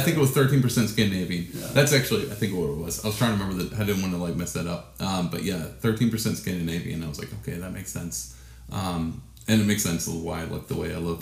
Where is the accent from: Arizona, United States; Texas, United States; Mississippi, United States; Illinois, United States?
Texas, United States; I'm from Texas